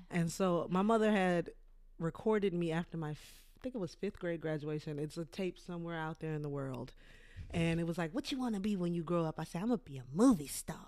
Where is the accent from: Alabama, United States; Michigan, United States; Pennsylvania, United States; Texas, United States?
Texas, United States; Port Arthur; moved away; I'm from Port Arthur, Texas.